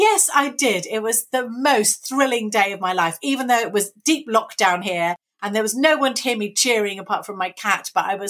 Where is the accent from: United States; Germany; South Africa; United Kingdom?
United Kingdom; Brighton, South East England; also born or lived in London; And I was born in London, actually, then moved away to Brighton.